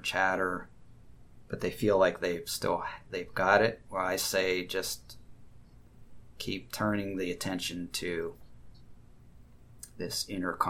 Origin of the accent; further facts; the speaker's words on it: United States; I grew up in the United States